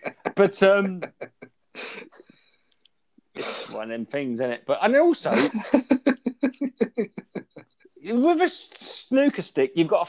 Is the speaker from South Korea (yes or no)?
no; Brandon, East of England, United Kingdom; now in Norwich, United Kingdom; I grew up in Brandon